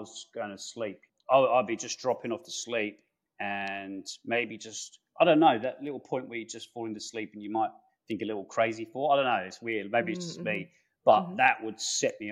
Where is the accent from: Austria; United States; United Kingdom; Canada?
United Kingdom; London; That was the UK, so England, northwest London.